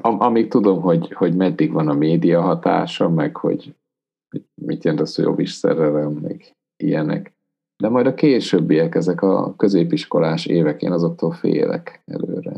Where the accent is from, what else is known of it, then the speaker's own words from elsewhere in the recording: Transylvania, Romania; Erdélyben, ahonnan származok